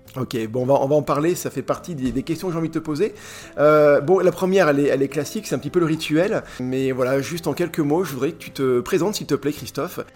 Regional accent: Charolais, Bourgogne-Franche-Comté, France; j'ai grandi dans le Charolais

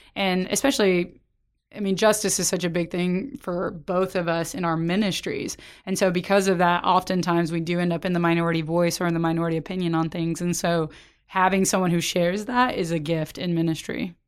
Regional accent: Oklahoma, United States; now in Texas, United States; I grew up in Oklahoma and now I'm in Texas

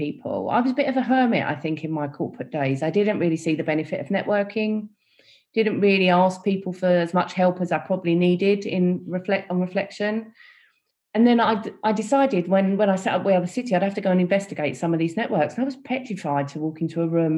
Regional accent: London, United Kingdom; growing up in East London, you know, there was a people from all different backgrounds

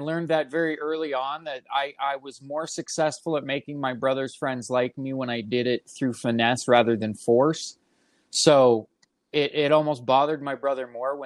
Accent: Aurora, Colorado, United States; I'm a Colorado native, grew up, born and raised in Aurora, Colorado

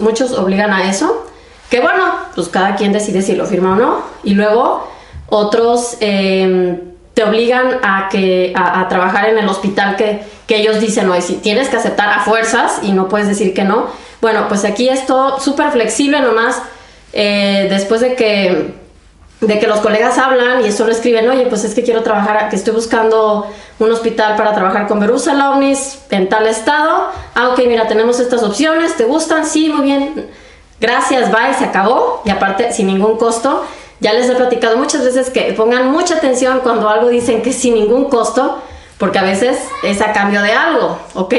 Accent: Mexico; moved away as an adult; now in Germany

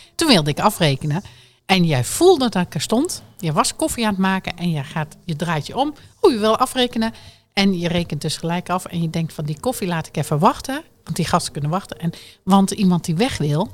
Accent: Drenthe, Netherlands; moved away; Ik kwam nog ietsjes verder uit de Drenthe

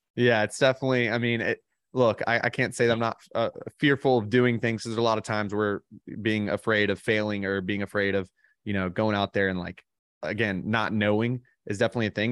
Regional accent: Birmingham, Alabama, United States; I grew up in Birmingham, Alabama

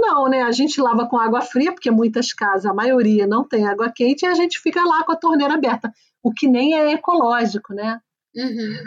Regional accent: Brazil; now in Switzerland; E como a gente não vem da Suécia, a gente vem do Brasil

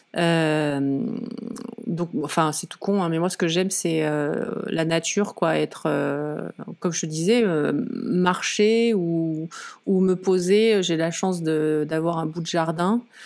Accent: Lozère, Occitania, France; moved away; also born or lived in Nîmes / mountains (ski resort); je, suis née à Nîmes dans le sud. J'ai grandi euh, en Lozère.

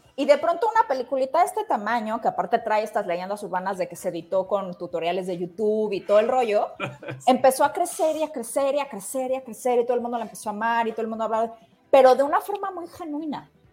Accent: Mexico; somos mexicanos

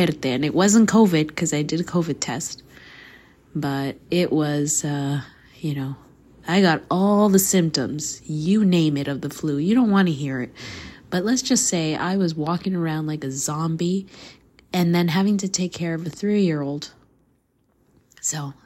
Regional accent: Canada; also born or lived in Costa Rica; So, nací Costa Rica, crecí in Canada

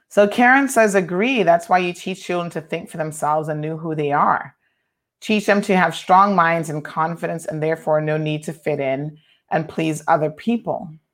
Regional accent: United States; now in Cayman Islands; I grew up primarily in the States

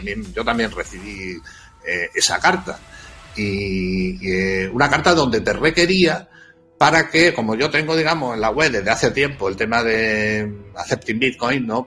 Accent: Extremadura, Spain; now in Madrid, Spain; yo soy, soy extremeño, pero llevo ya afincado en Madrid mucho tiempo, mucho.

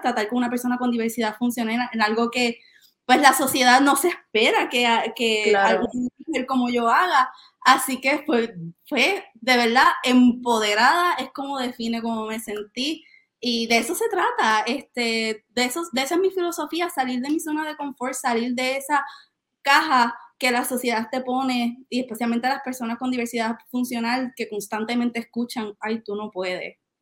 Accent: Aibonito, Puerto Rico; yo soy de Ay Bonito

